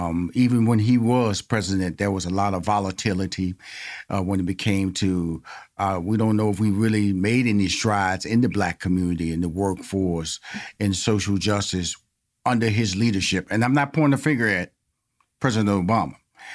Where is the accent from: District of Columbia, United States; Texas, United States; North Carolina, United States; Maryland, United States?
Texas, United States; Houston; I grew up in Fifth Ward, which is in Houston, Texas. All predominantly black neighborhood.